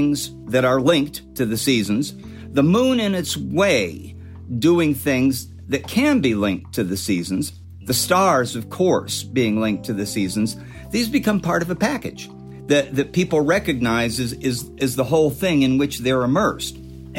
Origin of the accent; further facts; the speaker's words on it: Illinois, United States; now in Southern California, United States; My parents moved out to Southern California in 1957. You know, I came from Illinois. There were seasons in Illinois